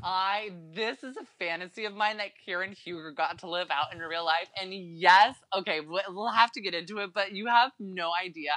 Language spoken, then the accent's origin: English; Concord, California, United States; born or raised there